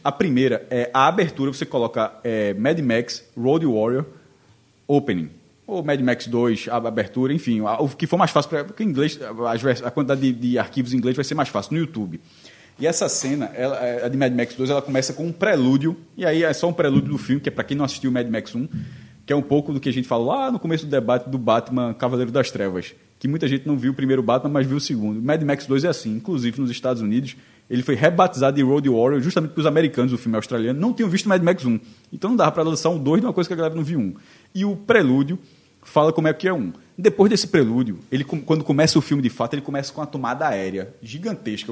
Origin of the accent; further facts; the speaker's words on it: Amapá, Brazil; eu sou do Mapá, mas meus pais são nordestinos